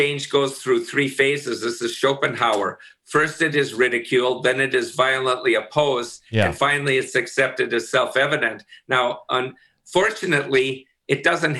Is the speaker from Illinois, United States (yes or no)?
no; Minnesota, United States; I'm from Minnesota.